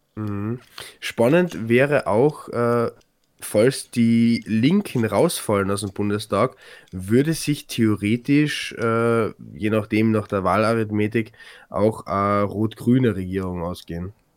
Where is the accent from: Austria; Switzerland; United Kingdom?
Austria; Carinthia; bei uns in Kärnten